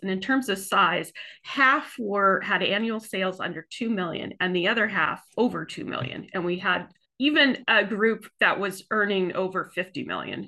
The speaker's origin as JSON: {"language": "English", "region": "Southern California", "country": "United States", "moved": "yes", "lives_now": "Maine, United States", "said": "I too am from away. I'm from Southern California, and I, I came to Maine in nineteen ninety-three"}